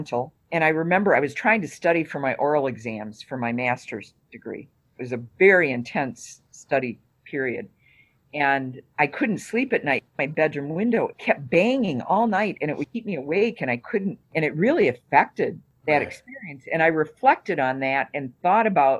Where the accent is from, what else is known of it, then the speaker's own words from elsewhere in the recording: Detroit, Michigan, United States; moved away as an adult; now in Wisconsin, United States; I grew up with it in Detroit